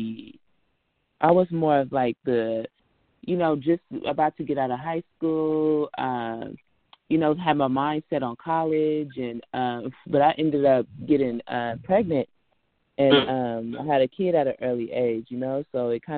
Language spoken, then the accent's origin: English; Richmond, California, United States; I'm from Richmond, Rich City, California.